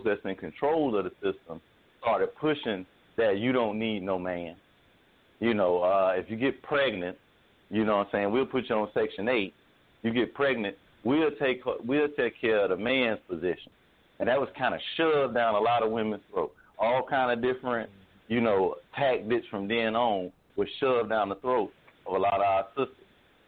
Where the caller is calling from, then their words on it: Jacksonville, Florida, United States; and I'm calling from Jacksonville, Florida.